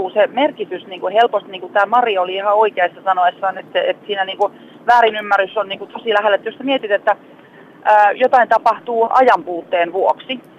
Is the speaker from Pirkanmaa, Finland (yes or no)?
yes; Tampere, Pirkanmaa, Finland; tuun Tampereelta siis